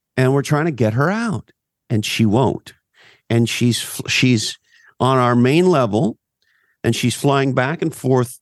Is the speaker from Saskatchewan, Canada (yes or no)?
no; Montreal, Quebec, Canada; now in California, United States; I grew up on the East Coast, Montreal, Canada.